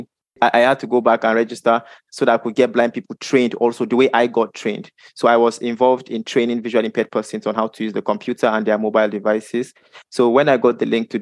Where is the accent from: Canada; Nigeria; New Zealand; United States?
Nigeria; I am from Nigeria